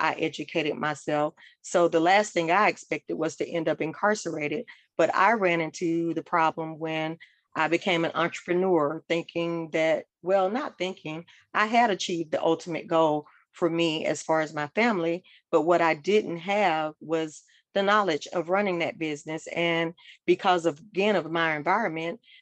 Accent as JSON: {"language": "English", "town": "Atlanta", "region": "Georgia", "country": "United States", "tie": "born or raised there", "said": "I'm originally from Atlanta, Georgia. And so I'm from what's considered a typical Southern family"}